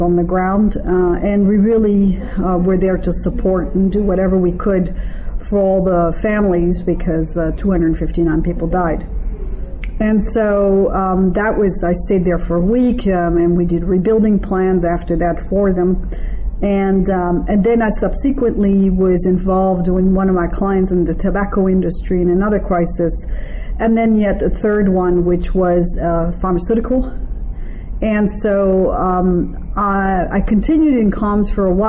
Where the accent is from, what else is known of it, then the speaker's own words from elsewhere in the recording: France; moved away as an adult; also born or lived in Israel / Taiwan; I'm originally French, and actually I have a French passport, but I'm bilingual because my stepfather was from Toronto, Canada. I was raised mostly in France